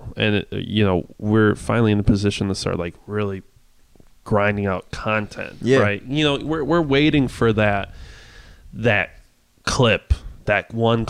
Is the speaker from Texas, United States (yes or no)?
no; the Midwest, Wisconsin, United States; I'm from the Midwest.